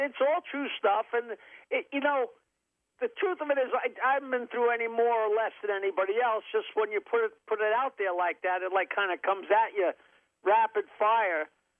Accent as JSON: {"language": "English", "area": "Long Island", "region": "New York", "country": "United States", "tie": "born or raised there"}